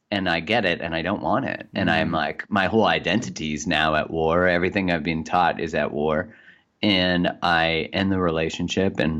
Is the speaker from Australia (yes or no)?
no; Calgary, Alberta, Canada; in Calgary in Canada.